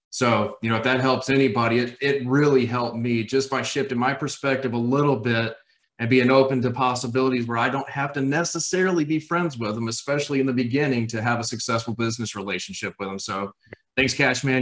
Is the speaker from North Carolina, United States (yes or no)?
yes; Raleigh, North Carolina, United States; I am from Raleigh, North Carolina